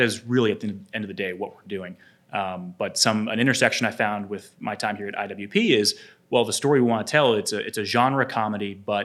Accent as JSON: {"language": "English", "country": "United States", "tie": "born or raised there", "said": "growing up in the United States"}